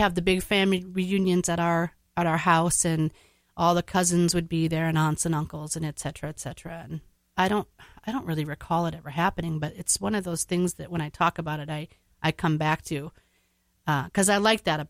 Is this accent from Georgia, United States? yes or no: no; Navarre, Minnesota, United States; I grew up in Navarre, Minnesota.